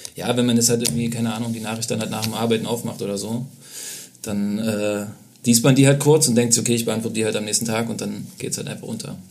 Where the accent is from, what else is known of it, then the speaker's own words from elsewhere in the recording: Leipzig, Saxony, Germany; moved away as an adult; also born or lived in Berlin; now in Leipzig, Germany; Bin da geboren und aufgewachsen